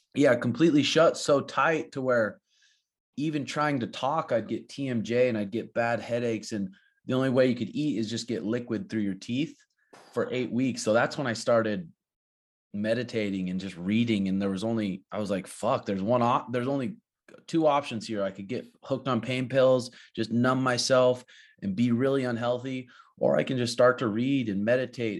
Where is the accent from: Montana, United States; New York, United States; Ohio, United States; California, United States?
Montana, United States; now in Peoria, Arizona, United States; growing up in Montana